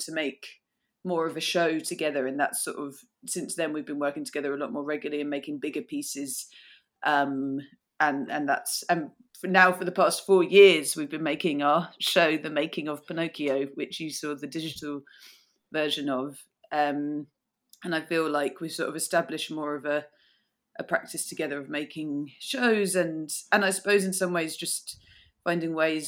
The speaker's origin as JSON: {"language": "English", "region": "south of England", "country": "United Kingdom", "tie": "born or raised there", "moved": "as an adult", "lives_now": "Glasgow, United Kingdom", "said": "I'm not from here. I grew up in the south of England"}